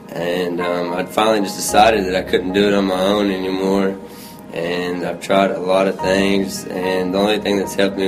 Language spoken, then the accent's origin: English; Danville, Kentucky, United States; moved away as an adult; I'm 21. I'm from Danville, Kentucky.